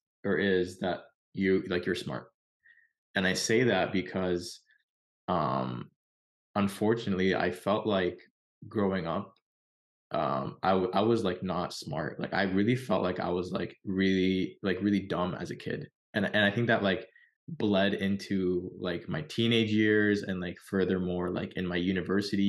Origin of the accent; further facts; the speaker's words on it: Canada; We're from Canada